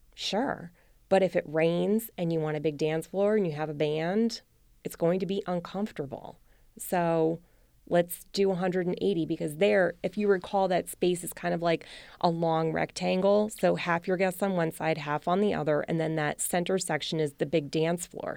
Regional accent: New Jersey, United States; moved away; also born or lived in Rhode Island; I'm from New Jersey and we have big three hundred person weddings

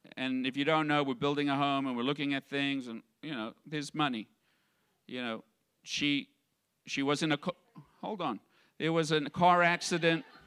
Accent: South Africa; moved away; I grew up in South Africa and in the environment that I grew up, I had a poverty mindset

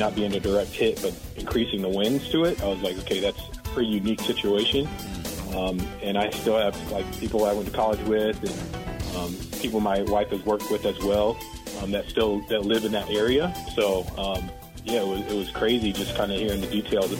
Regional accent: Virginia Beach, Virginia, United States; moved away as an adult; also born or lived in Hawaii; now in Waco, United States; I grew up in Virginia Beach, Virginia, so I was there until I was 18, but I lived in Hawaii for 16 years.

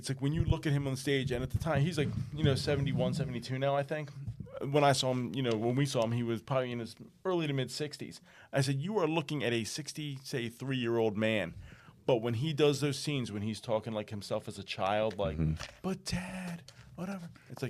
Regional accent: Glenside, Pennsylvania, United States; I grew up in Glenside

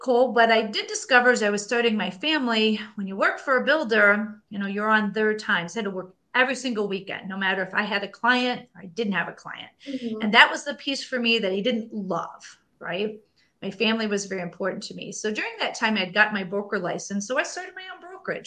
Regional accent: Indiana, United States; I grew up in a very small town in Indiana.

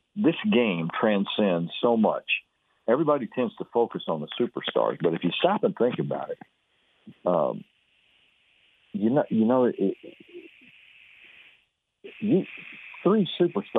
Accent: Fairfield, Texas, United States; I was raised over in Fairfield

